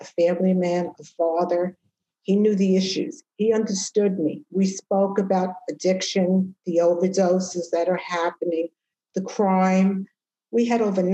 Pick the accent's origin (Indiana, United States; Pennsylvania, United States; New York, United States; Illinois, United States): New York, United States; New York City; I grew up here. I'm a New Yorker